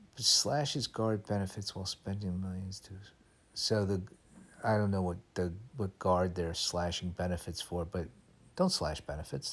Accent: United States; being a kid growing up in America

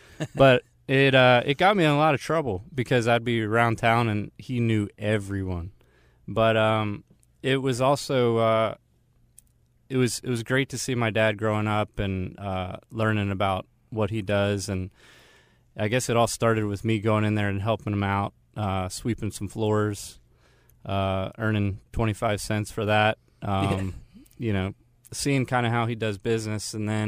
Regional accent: Maryland, United States; I grew up in Maryland.

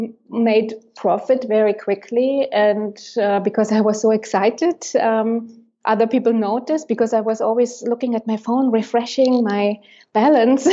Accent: Germany; moved away as an adult; now in Berlin, Germany; 3 years ago, I moved to Berlin, back to my home country

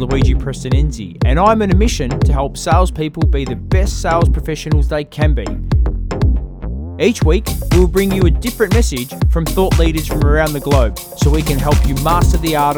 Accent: Australia; accent: Aussie; please don't mind my Aussie accent.

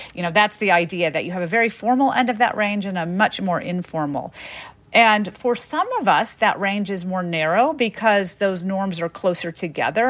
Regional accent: the South, United States; growing up in the South with French-speaking parents

